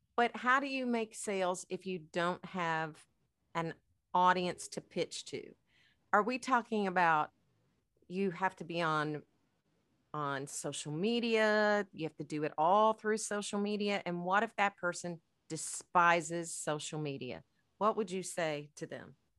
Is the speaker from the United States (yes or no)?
yes; United States; as Americans